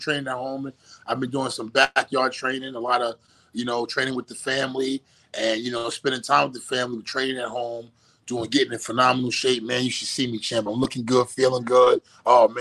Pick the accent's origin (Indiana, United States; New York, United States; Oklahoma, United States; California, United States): New York, United States; New York City; moved away as an adult; now in Miami, United States; I'm originally from Brooklyn, New York, born and raised